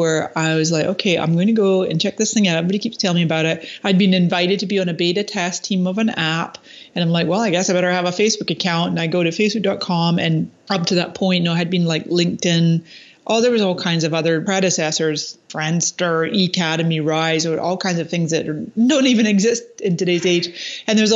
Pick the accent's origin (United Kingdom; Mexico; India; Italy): United Kingdom; Scotland; moved away as an adult; also born or lived in Canada; now in San Diego, United States; I was actually born in Canada, but then I spent 20 years in Scotland, where my parents are from.